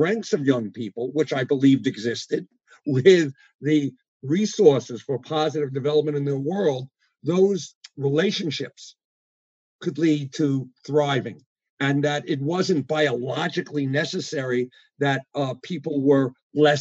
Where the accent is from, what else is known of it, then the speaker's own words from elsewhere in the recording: New York City, New York, United States; moved away as an adult; also born or lived in Midwest; I'm one of those folks who went from kindergarten to PhD in the public schools of New York City